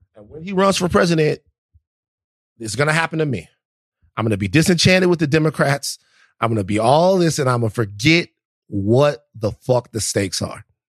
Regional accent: the South, United States; I, I'm from the South and I love the South

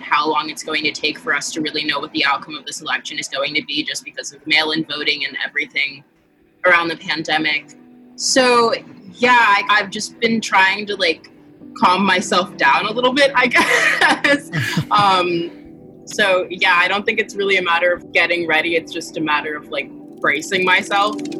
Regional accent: New York City, New York, United States; I am also a native New Yorker.

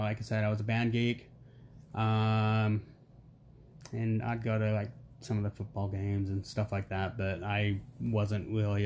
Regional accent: Clinton, Utah, United States; also born or lived in Warner Robins, Georgia; we grew up in Clinton, Utah, pretty much my entire life.

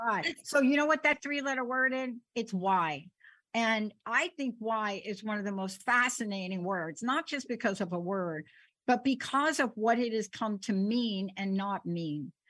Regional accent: New York City, New York, United States; I'm a kid from the Bronx.

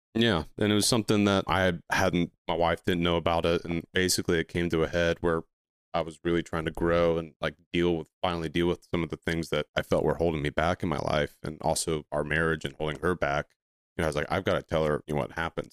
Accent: Ohio, United States; now in Charlotte, United States; I'm from Ohio, but I've been down in the Charlotte area basically since two thousand nine

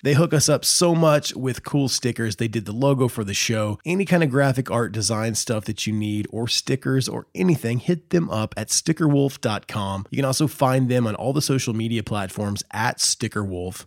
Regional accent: Indiana, United States; moved away as an adult; I grew up here in Indiana, I moved away to the beach and then I came back to Indiana

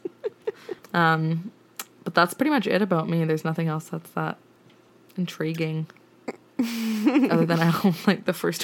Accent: Canada; We're both from Canada

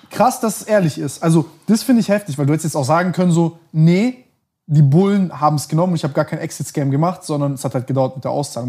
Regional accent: Germany; also born or lived in Montenegro; ich bin, bin hier und in Montenegro aufgewachsen, mehr oder weniger

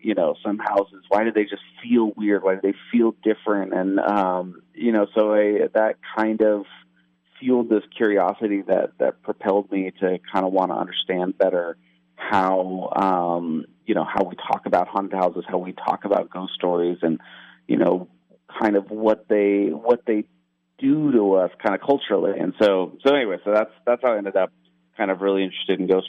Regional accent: San Jose, California, United States; I grew up in San Jose, California

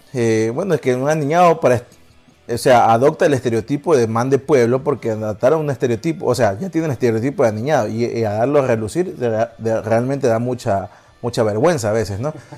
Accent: Ecuador

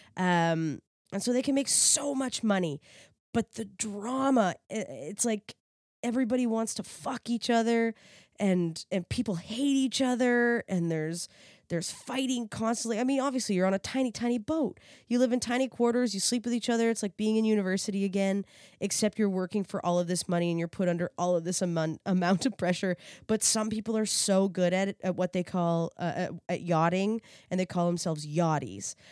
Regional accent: East Coast, Canada; I'm from the East Coast

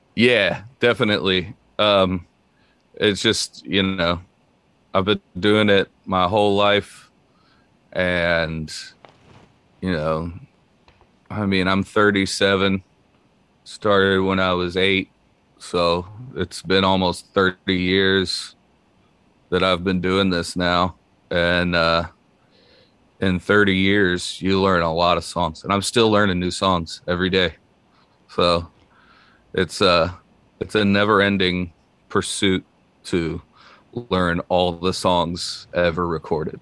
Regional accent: Naples, Florida, United States; moved away as an adult; now in Nashville, United States; I grew up in Naples, Florida. Um, I was born down there in Southwest Florida, uh, and lived there for the first nineteen years of my life

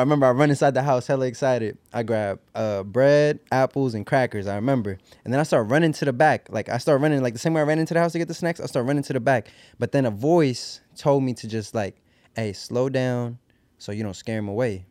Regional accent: Puerto Rico; also born or lived in New York, United States; at the age of two, I moved to Puerto Rico

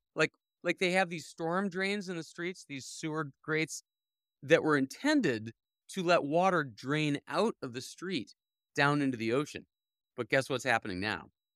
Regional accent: Cleveland, Ohio, United States; now in New York State, United States; I grew up in Cleveland

